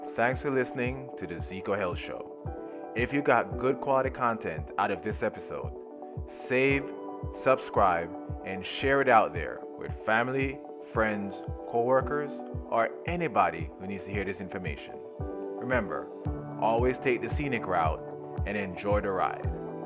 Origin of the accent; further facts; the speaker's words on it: Jamaica; I grew up in Jamaica